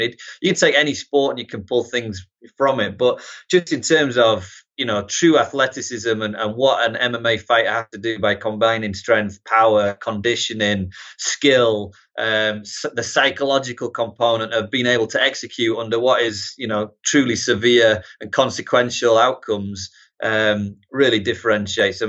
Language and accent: English; Harrogate, Yorkshire and the Humber, United Kingdom; moved away as an adult; also born or lived in Newcastle; now in United States; originally North Yorkshire, yeah, Harrogate, Knaresborough region, and then, uh, moved to Newcastle for college